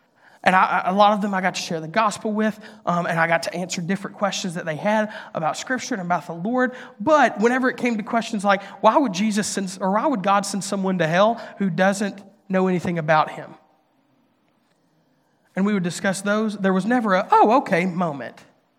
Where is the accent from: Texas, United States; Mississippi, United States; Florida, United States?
Mississippi, United States; now in Nashville, United States; I grew up in Northeast Mississippi in a public school. I went to a community college, got to stay at my home church because